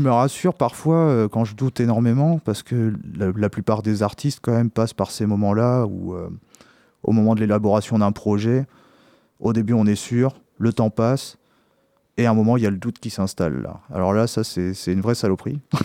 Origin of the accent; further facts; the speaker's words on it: Poitiers, Nouvelle-Aquitaine, France; je suis originaire de Poitiers